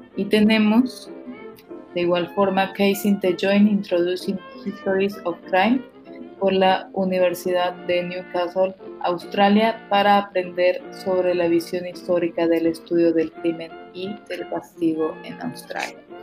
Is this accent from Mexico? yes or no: yes; Mexico; como mexicanos